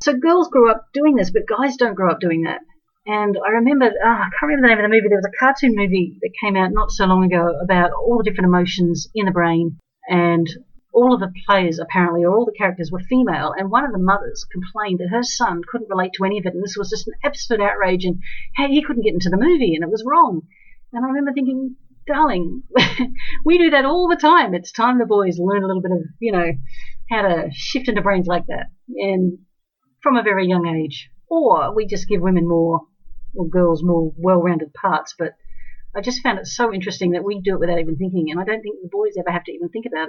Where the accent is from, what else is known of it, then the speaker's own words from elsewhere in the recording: Australia; also born or lived in New Zealand; I'm from Australia